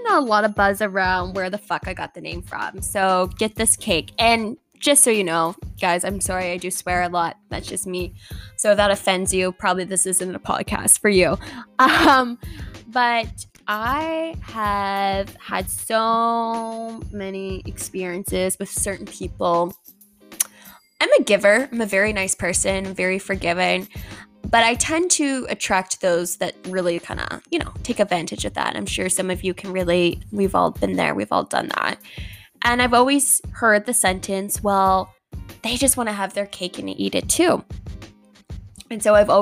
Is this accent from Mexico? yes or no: no; Halifax, Nova Scotia, Canada; moved away as an adult; now in Toronto, Canada; I moved here in May from Halifax.